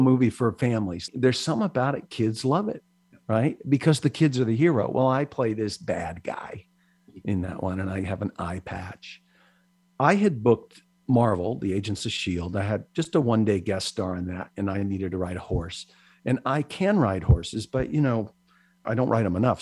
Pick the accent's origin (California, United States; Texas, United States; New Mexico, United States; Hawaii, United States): Hawaii, United States; also born or lived in Philippines; growing up in Hawaii